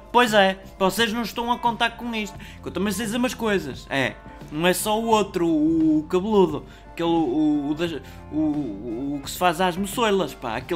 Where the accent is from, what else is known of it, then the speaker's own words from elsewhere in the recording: Norte, Portugal; eu sou lá do Minho e eu gosto de andar à batatada